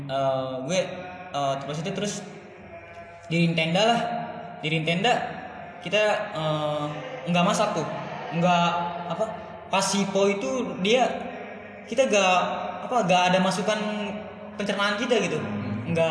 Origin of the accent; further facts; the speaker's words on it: Bogor, West Java, Indonesia; gue jelasin lah gue dari Bogor gini gini gini gini